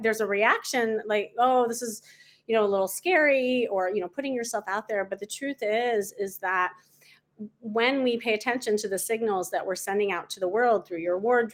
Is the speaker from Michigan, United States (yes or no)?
no; Chicago, Illinois, United States; moved away as an adult; now in Los Angeles, United States; I'm from Chicago.